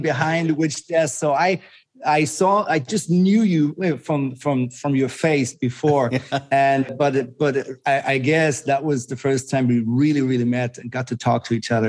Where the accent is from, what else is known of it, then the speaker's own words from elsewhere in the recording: Germany; moved away as an adult; also born or lived in Switzerland / Zurich, Switzerland; I am Swiss, like my passport is Swiss, but I grew up in Germany. I moved to Switzerland when I was about 19